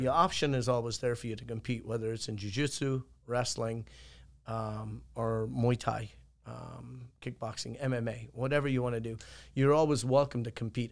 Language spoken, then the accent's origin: English; Ireland; moved away as an adult; now in United States; I'm from Ireland, obviously, and I left there when I was eighteen and I came to the States